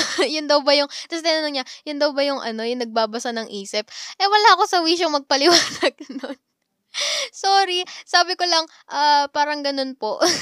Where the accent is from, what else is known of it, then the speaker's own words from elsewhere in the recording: Calabarzon, Philippines; taga Cavite ako